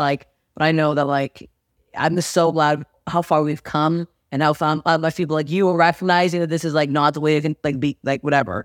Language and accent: English; Toronto, Ontario, Canada; moved away as an adult; now in Los Angeles, United States; Toronto, my hometown